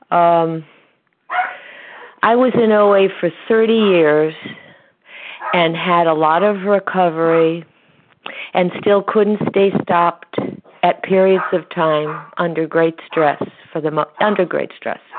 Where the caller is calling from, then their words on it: Connecticut, United States; from Connecticut, and I am a recovered compulsive overeater.